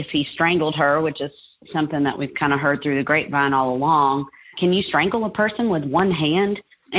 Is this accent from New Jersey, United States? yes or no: no; Atlanta, Georgia, United States; now in Leesburg, United States; I'm from the Atlanta area, and I live in Leesburg, Georgia now.